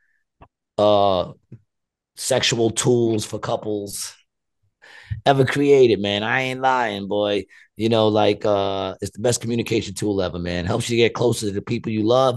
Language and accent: English; New York City, New York, United States; we're in Astoria, my hometown.